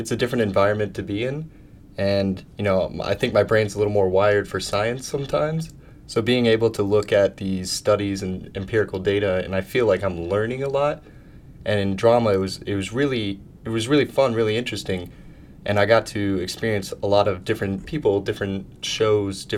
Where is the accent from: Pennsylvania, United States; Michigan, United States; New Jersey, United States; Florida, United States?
Florida, United States; Jacksonville; moved away as an adult; now in New York, United States; my hometown, Jacksonville